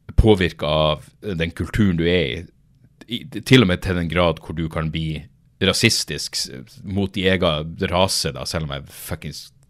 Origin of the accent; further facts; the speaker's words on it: Norway; Jeg er fra Norge